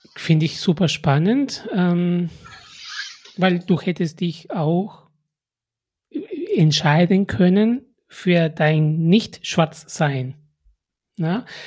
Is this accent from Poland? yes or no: no; Peru; now in Germany; meine Mutter hat immer gehofft, dass ich nach Peru zurückkomme